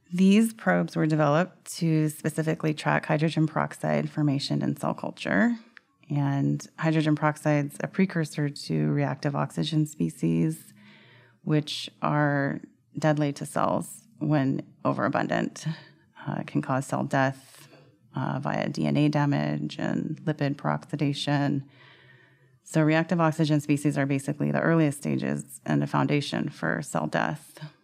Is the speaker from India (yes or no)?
no; Sacramento, California, United States; I grew up in Sacramento, California